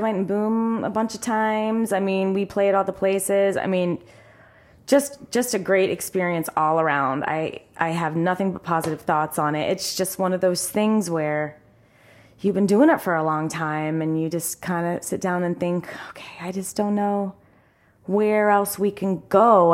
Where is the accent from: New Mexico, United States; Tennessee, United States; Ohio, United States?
Ohio, United States; Sunbury; also born or lived in Columbus, Ohio; I am from Sunbury, Ohio